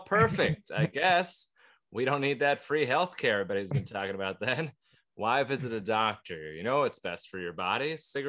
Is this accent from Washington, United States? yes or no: yes; Everett, Washington, United States; 10th in Everett at the Historic Theater, my hometown.